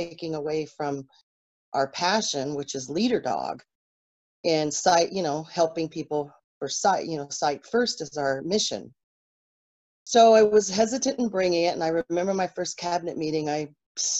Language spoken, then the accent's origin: English; Texas, United States; moved away as an adult; now in Eagle River, United States; I hail from Texas, went to University of Texas in college